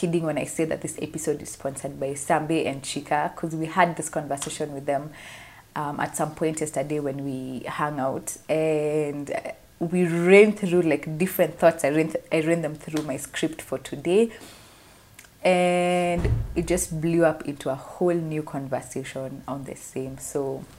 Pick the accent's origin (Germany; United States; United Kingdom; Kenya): Kenya; Jamhuri Day for us is our Independence Day